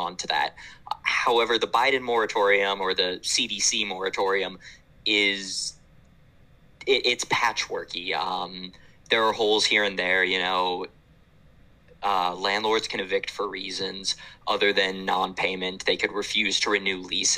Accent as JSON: {"language": "English", "town": "Orlando", "region": "Florida", "country": "United States", "tie": "born or raised there", "said": "The city of Orlando, my hometown"}